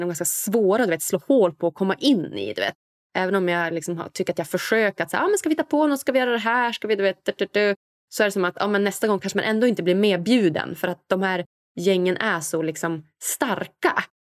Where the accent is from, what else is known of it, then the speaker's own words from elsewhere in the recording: Umeå, Västerbotten County, Sweden; moved away; also born or lived in Stockholm; där jag kommer från, lilla Umeå